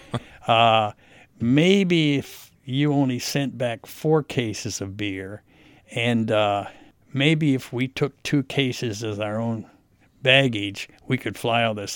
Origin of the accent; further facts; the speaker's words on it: United States; I was an American